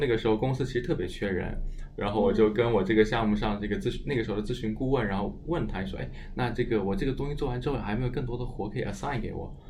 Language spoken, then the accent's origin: Chinese; Shenzhen, Guangdong, China; also born or lived in Huangshi, Hubei; 我小时候是出生在湖北，我在湖， 呃， 湖北黄石，然后应该是长到小学二年级的时候，就跟父母那个时候去了， 呃， 去了深圳